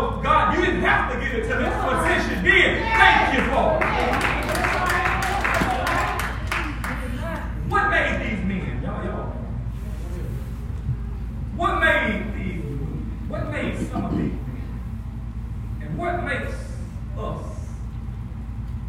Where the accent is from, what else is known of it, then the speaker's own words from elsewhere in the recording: Rocky Hill, United States; accent: country; I'm from Rocky Hill. Yeah, I've been there for 42 years. I've been right there the same spot